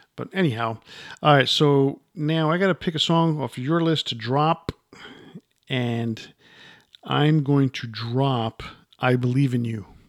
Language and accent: English; New York, United States; growing up in New York